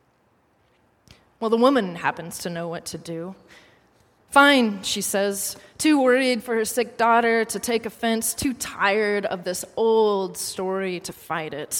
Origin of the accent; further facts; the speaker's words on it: United States; an American tourist